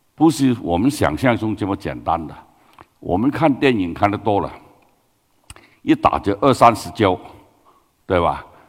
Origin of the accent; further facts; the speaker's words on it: Guangdong, China; Chinese is a second language; moved away; 我是广东人啊。呃，普通话好普通